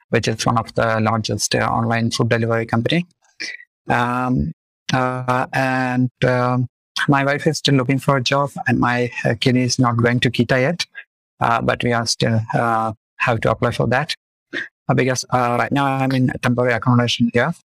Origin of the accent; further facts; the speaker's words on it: Chennai, Tamil Nadu, India; moved away as an adult; now in Berlin, Germany; I'm from India. Um, exactly, uh, I'm from Chennai. Uh, Chennai is uh, the city name. And in Berlin, I'm living with my family.